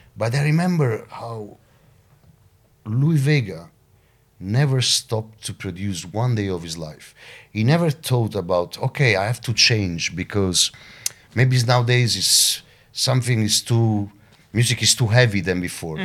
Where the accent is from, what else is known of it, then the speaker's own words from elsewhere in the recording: Caserta, Campania, Italy; my hometown, Caserta, which is like twenty minutes from Napoli